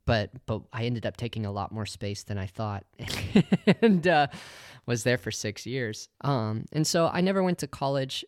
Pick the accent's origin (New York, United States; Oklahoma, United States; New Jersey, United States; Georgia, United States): Oklahoma, United States; moved away as an adult; also born or lived in Colorado Springs, Colorado; I grew up in Oklahoma, and then at, at eighteen years old, I moved to Colorado Springs